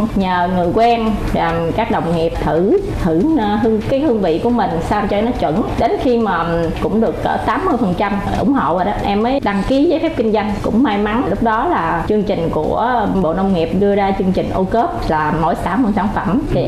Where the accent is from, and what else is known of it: Chợ Mới, An Giang, Vietnam